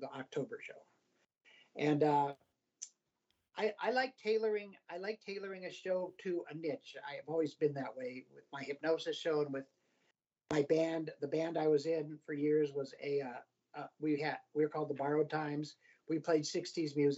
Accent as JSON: {"language": "English", "region": "Colorado", "country": "United States", "tie": "born or raised there", "also_born_or_lived": "Cleveland, Ohio / Albuquerque, New Mexico", "lives_now": "Denver, United States", "said": "we moved to Colorado when I was six"}